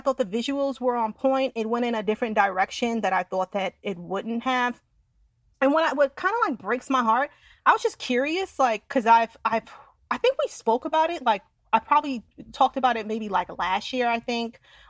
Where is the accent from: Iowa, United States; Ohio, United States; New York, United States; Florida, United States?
New York, United States; Westchester; I'm from Westchester.